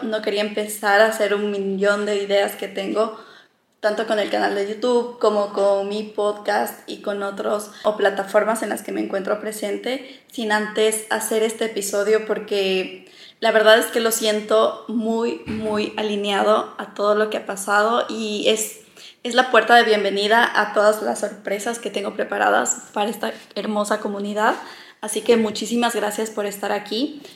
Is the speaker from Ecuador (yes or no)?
yes; Loja, Ecuador; also born or lived in Quito, Ecuador; now in Barcelona, Spain; yo soy ecuatoriana, soy de Loja, que es una ciudad al sur del Ecuador, pero viví mucho tiempo en Quito y ahora estoy viviendo en Barcelona